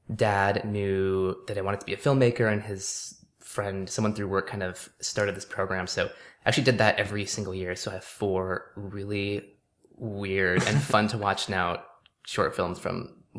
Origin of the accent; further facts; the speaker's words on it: Canyon Country, California, United States; From the Santa Clarita Valley.